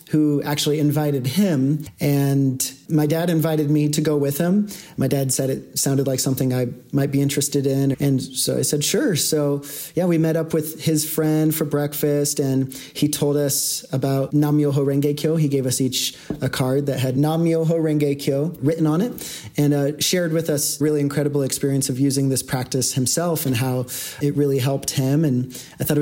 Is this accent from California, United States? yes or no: no; Portland, Oregon, United States; now in Denver, United States; I was born in Portland, Oregon, and grew up, you know, with two parents who were never married